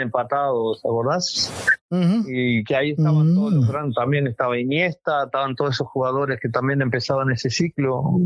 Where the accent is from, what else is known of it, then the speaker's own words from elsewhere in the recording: Uruguay; moved away; also born or lived in Ecuador; el paisito tira, como decimos nosotros